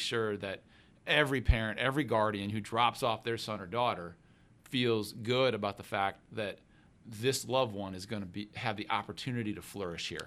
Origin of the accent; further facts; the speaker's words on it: Grand Rapids, Michigan, United States; moved away as an adult; now in Notre Dame, United States; I'm originally from Grand Rapids, Michigan. I grew up, I'm the oldest of six